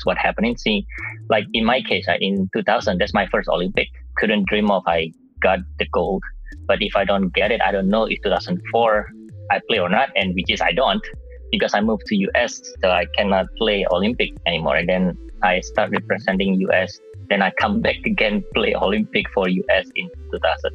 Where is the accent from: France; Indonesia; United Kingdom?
Indonesia; Surabaya, East Java; moved away as an adult; now in United States; my hometown in Surabaya, Indonesia